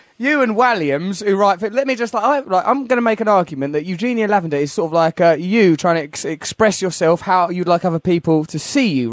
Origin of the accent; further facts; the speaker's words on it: Grays, East of England, United Kingdom; Grays in Essex.